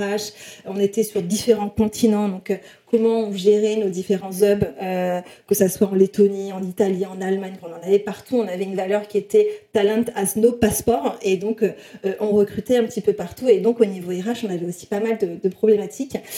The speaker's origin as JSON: {"language": "French", "region": "south-west France", "country": "France", "said": "je viens du sud-ouest de la France, dans un tout petit village de 3000 habitants."}